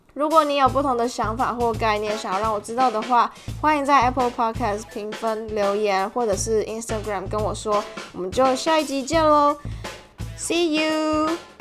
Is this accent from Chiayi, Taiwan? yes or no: no; Tainan, Taiwan; now in Melbourne, Australia; 我们是同乡人，就是我们都是台南人